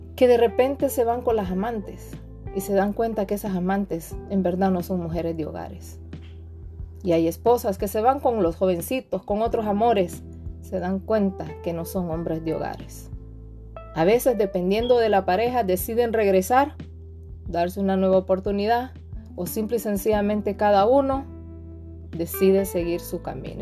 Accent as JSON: {"language": "Spanish", "country": "Honduras", "said": "soy de Honduras"}